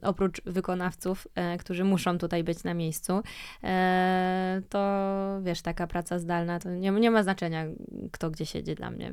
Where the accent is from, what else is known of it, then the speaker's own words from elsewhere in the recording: Łódź, Łódź Voivodeship, Poland; wychowałam się w takim domu mhm. e, w centrum miasta w Łodzi